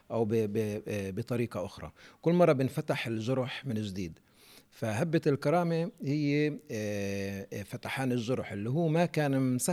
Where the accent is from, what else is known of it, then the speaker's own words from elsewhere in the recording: Palestine; إحنا كشعب فلسطيني فاقدين هذه الأرضية